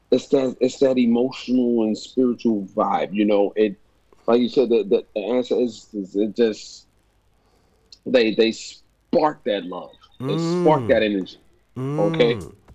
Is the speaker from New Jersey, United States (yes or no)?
yes; East Orange, New Jersey, United States; moved away as an adult; now in Puerto Rico; I was born and raised in East Orange, New Jersey.